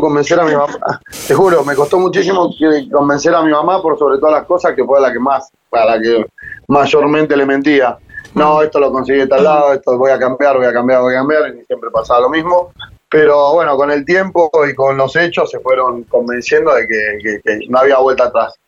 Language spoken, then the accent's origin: Spanish; San Martín, Buenos Aires Province, Argentina; me crié en Villa Maipú, San Martín, barrio en el que prácticamente nací, me crié y aún sigo viviendo.